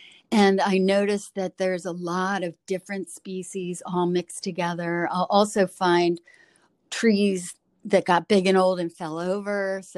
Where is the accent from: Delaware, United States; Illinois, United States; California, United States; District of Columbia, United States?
Delaware, United States; now in Maryland, United States